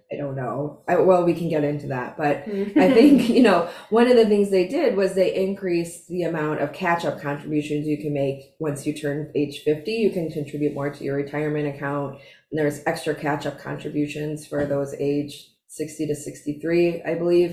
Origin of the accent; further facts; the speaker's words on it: Chicago, Illinois, United States; accent: Chicago; moved away; I'm in Chicago. And whenever I'm in Chicago for even like 5 minutes, my Chicago accent resurfaces